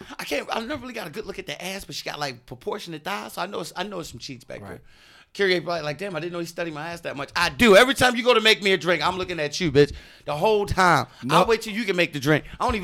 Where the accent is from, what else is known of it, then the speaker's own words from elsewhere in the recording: Baltimore, Maryland, United States; now in Sacramento, United States; I'm a comedian from Baltimore